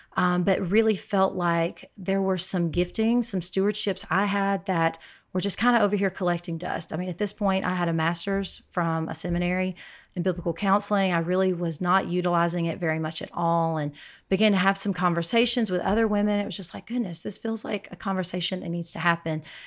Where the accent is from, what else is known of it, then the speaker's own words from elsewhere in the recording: Alabama, United States; moved away as an adult; now in El Paso, United States; I, uh, live in El Paso, Texas, but I'm from Alabama, so kind of a transplant out in West Texas